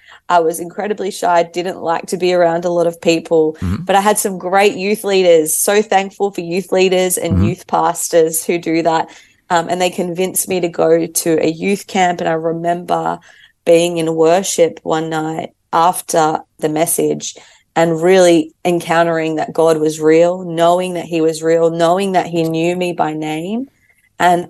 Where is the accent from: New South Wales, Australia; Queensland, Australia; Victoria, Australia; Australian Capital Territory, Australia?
New South Wales, Australia; Sydney; I was born in Sydney